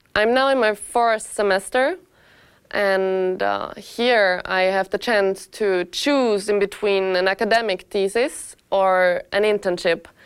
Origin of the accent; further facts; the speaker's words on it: Austria; moved away as an adult; now in Lausanne, Switzerland; I'm originally not Swiss. I come from Austria. So I came to Lausanne with my 23 years